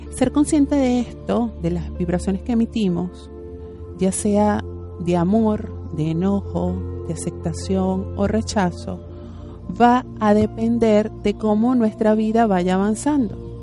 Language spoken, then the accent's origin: Spanish; Venezuela; now in Argentina; Nosotros en Venezuela, si ustedes no saben, yo soy venezolana